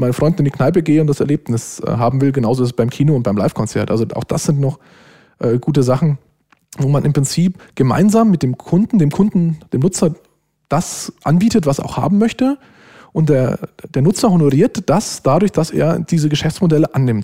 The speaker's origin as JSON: {"language": "German", "country": "Germany", "said": "als Deutscher"}